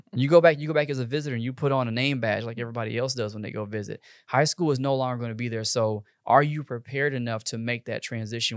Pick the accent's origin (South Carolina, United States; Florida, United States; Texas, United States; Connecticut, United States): Texas, United States; I'm from Texas, born and raised, probably not ever going anywhere